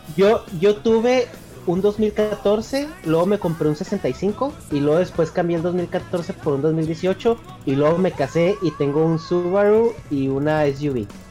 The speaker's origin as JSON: {"language": "Spanish", "region": "northern Mexico", "country": "Mexico", "accent": "northern Mexican", "said": "del norte, donde yo soy, pronunciamos mucho"}